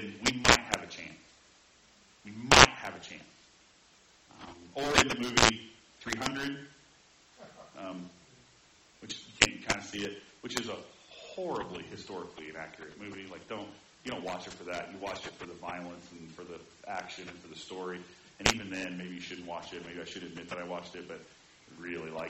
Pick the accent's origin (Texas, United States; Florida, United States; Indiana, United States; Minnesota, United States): Indiana, United States; grew up in Indiana where zone defense was kind of a literal four-letter word